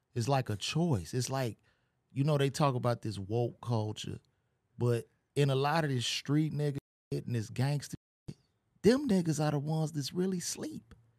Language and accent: English; United States; we have as U S citizens